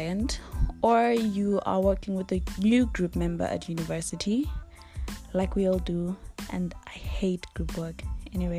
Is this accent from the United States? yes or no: no; Eswatini; I'm from Swaziland